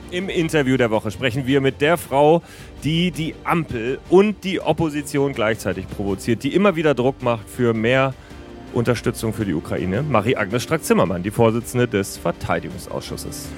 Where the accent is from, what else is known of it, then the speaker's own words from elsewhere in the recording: Lower Saxony, Germany; Als Niedersachse